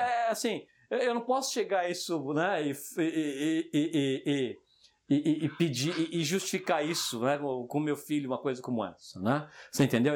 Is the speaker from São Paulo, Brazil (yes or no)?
yes; São Paulo, Brazil; now in France; moro na França, tudo bem, mas eu cresci no Jardim Selma